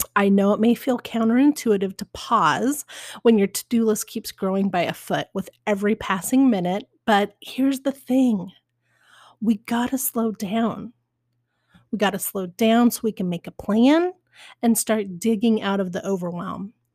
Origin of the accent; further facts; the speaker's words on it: Spokane, Washington, United States; now in Portland, United States; I was born in Spokane